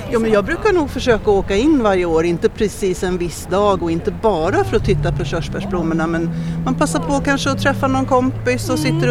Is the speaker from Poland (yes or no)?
yes; Poland; Swedish is a second language; now in Sweden; Ehm, jag är från Polen men jag bor i Sverige.